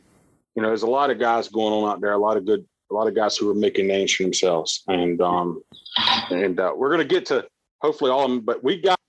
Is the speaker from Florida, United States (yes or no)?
no; South Carolina, United States; moved away as an adult; now in Pennsylvania, United States; I'm from South Carolina, Nevy. I'm not a Pennsylvania guy, but I've been here now 5 or 6